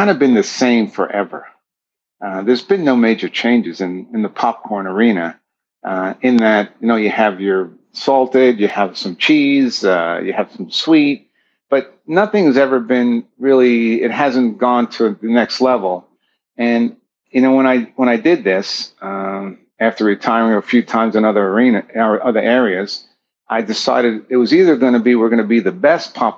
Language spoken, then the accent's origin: English; Long Island, New York, United States; also born or lived in northern New Jersey; now in San Diego, United States; I'm an East Coast boy, and I grew up in Long Island, moved to northern New Jersey